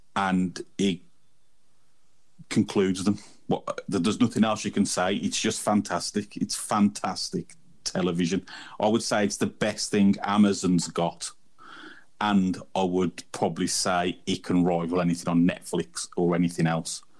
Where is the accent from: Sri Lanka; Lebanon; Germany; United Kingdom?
United Kingdom; England; I'm a heathen from England.